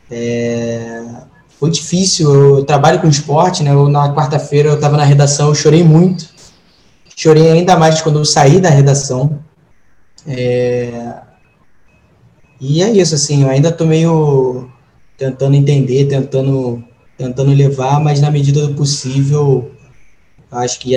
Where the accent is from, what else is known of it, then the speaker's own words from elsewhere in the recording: Brazil; me entender como um latino-americano, mais do que brasileiro